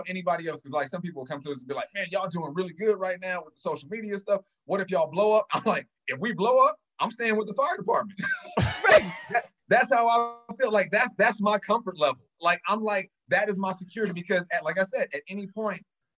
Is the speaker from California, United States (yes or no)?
yes; Inglewood, California, United States; I grew up in Inglewood and single parent home